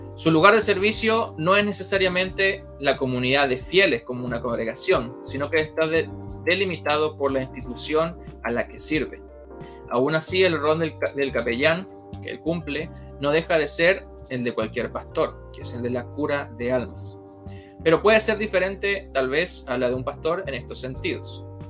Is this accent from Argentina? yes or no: yes; Argentina; also born or lived in La Florida, Santiago, Chile; now in Santiago, Chile; soy argentino de nacimiento